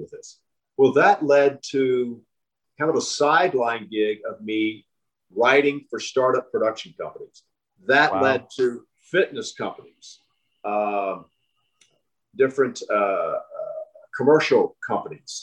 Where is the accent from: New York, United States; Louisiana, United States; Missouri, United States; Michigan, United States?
Missouri, United States; Joplin; moved away as an adult; now in Los Angeles, United States; I was from Joplin